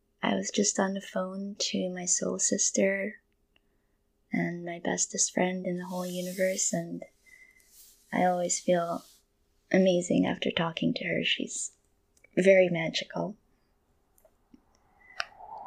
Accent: Manila, Metro Manila, Philippines; moved away as an adult; also born or lived in Portsmouth, England / London, England; now in Kentucky, United States; I was born and raised in Manila, in the Philippines, and I lived there up until I was 19

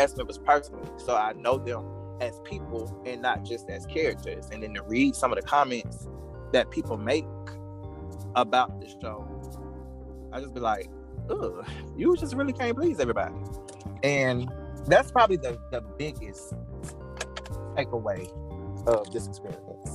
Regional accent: South Carolina, United States; accent: country; This is who I am. I'm from South Carolina

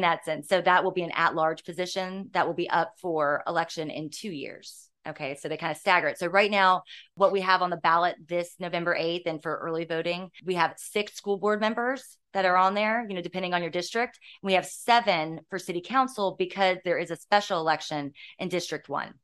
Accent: Virginia Beach, Virginia, United States; I grew up here. I went to Bayside Elementary School

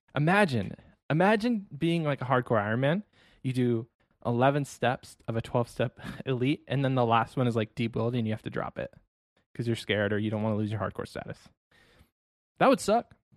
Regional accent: Ohio, United States; moved away as an adult; now in Texas, United States; I was born and raised in Ohio

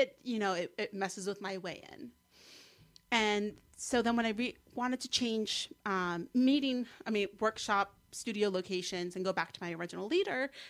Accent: Mendham, New Jersey, United States; accent: Jersey; also born or lived in Morristown, New Jersey / College Park, Maryland; I grew up in Mendham, which is the town to the west

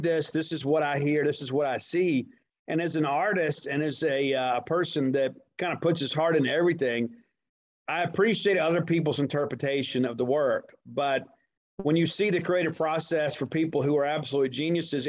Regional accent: Columbia, Mississippi, United States; also born or lived in Kent, Mississippi; I was born in Kent, Mississippi. And then my parents split when I was about 15 months old. So I was basically raised by my grandparents until I was 8 in a town called Columbia, Mississippi

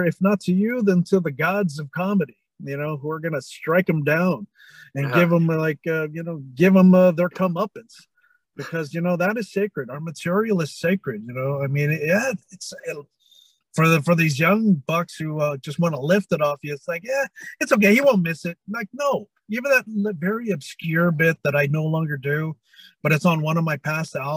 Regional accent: San Francisco, California, United States; also born or lived in Manila; San Francisco would be the first one because that's okay. my hometown. It's where I grew up. So the whole Bay Area

